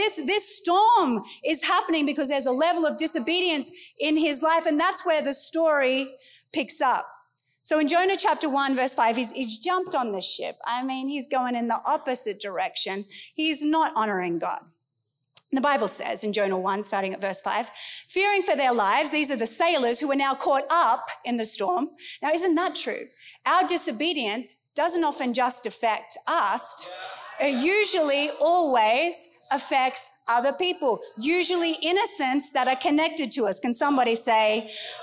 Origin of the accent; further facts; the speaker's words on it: United States; I'm an American